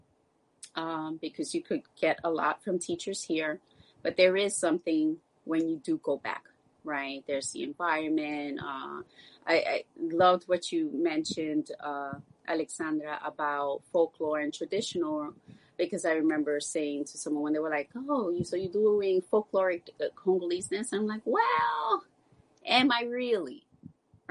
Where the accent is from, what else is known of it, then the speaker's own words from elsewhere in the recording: New York City, New York, United States; growing up in New York City, West African dance was definitely what most of us grew up